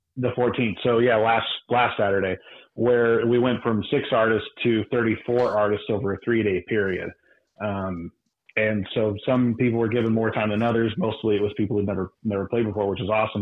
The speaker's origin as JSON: {"language": "English", "region": "Texas", "country": "United States", "said": "I'm from Texas"}